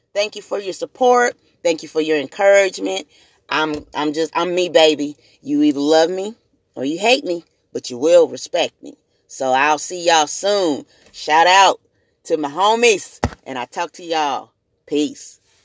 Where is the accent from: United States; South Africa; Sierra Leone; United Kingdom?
United States; Springfield, Missouri; also born or lived in Jackson, Tennessee; I'm also native to Springfield, Missouri